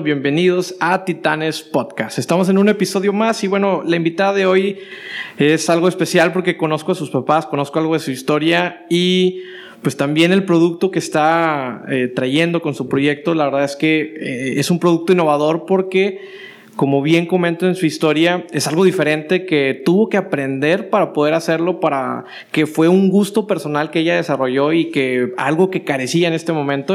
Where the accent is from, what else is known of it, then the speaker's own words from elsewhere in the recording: Matamoros, Tamaulipas, Mexico; moved away as an adult; now in Monterrey, Mexico; De Matamoros